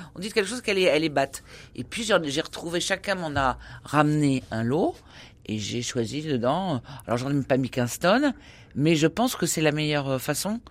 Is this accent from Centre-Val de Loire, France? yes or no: yes; Tours, Centre-Val de Loire, France; je viens de Tours